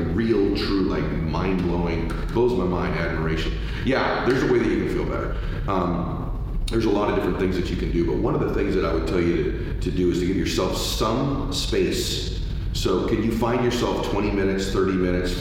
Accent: California, United States; I grew up in California

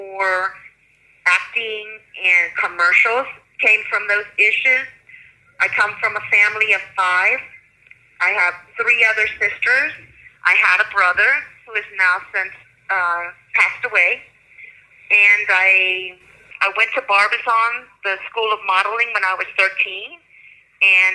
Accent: Florida, United States; I'm originally from Florida. I grew up in Florida, fifth generation, actually, my family is.

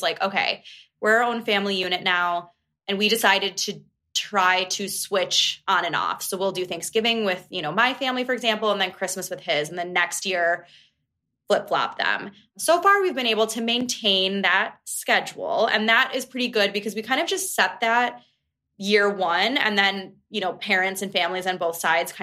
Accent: Buffalo, New York, United States; now in Chicago, United States; I'm originally from Buffalo

